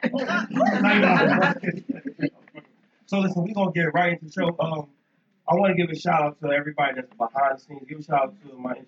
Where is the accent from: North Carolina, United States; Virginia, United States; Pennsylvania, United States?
Pennsylvania, United States; Philadelphia; I'm from North Philly too